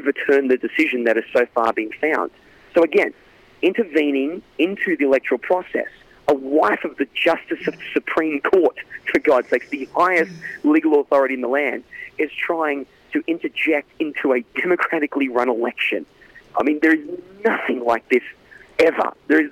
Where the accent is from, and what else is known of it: Australia; now in United States